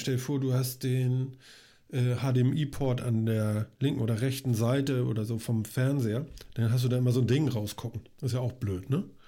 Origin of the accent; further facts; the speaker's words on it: Hamburg, Germany; als Hamburger